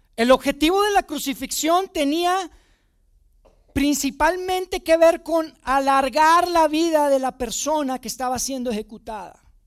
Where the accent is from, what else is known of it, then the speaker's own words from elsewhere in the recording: Monterrey, Nuevo León, Mexico; moved away as an adult; now in Mexico City, Mexico; yo no soy de Ciudad de México, me mudé con mi familia a Ciudad de México hace, hace algunos años y, pues, yo crecí en Monterrey, yo vivía, viví toda mi vida en Monterrey